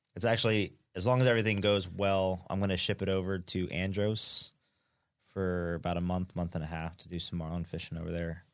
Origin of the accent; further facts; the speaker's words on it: near Atlantic City, New Jersey, United States; moved away; Right near Atlantic City, little tiny island